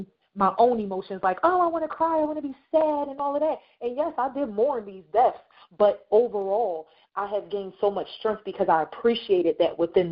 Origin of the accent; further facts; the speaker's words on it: Camden, New Jersey, United States; I'm from Camden